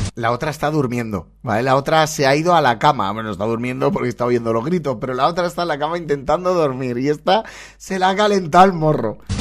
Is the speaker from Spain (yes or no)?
yes; Valencian Community, Spain; como valenciano